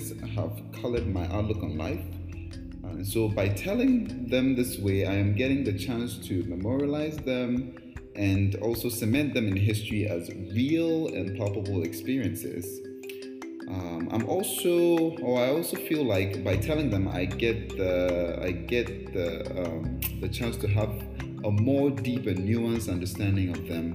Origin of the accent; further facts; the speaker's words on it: Ghana; moved away; also born or lived in Brooklyn; I was born and raised in Ghana